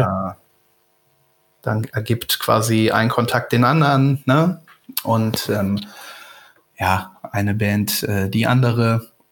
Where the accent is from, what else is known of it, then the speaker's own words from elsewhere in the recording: Rhineland-Palatinate, Germany; komme ja von der Mosel